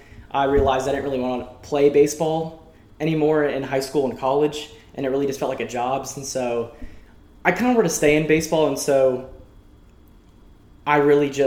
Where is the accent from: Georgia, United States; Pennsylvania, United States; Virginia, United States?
Georgia, United States; Woodstock; I'm from Woodstock, Georgia